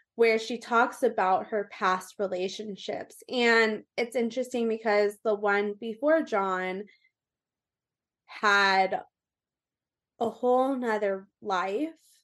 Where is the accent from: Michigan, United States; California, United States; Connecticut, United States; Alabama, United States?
California, United States; Orange County; also born or lived in Austin, Texas / Colorado / Las Vegas; I am from Orange County, California. I was raised really kind of everywhere in Orange County